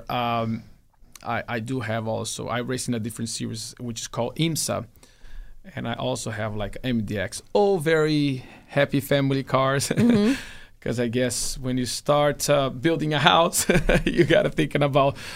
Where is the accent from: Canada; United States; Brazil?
Brazil; Well, my dad used to have a race team in my hometown.